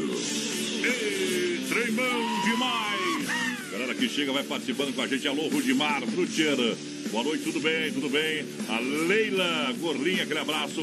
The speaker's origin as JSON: {"language": "Portuguese", "town": "São Carlos", "country": "Brazil", "tie": "born or raised there", "said": "município de São Carlos. É, minha terra natal"}